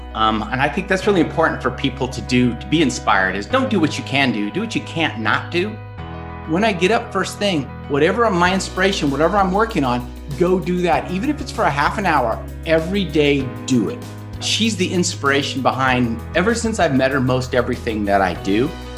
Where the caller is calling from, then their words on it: Sedona, Arizona, United States; Today, I'm calling in from America, from Sedona, Arizona. Great Southwest